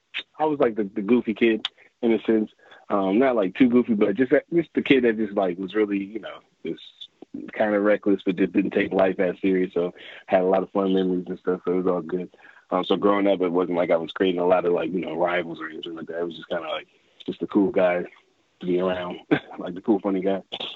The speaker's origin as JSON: {"language": "English", "town": "Fredericksburg", "region": "Virginia", "country": "United States", "tie": "born or raised there", "also_born_or_lived": "Washington, D.C. / Upper Marlboro, Maryland", "said": "Fredericksburg, Virginia. So really the DMV area. So I was born in D.C. Then I moved to Maryland, Upper Marlboro, Maryland. And then I moved down to Fredericksburg."}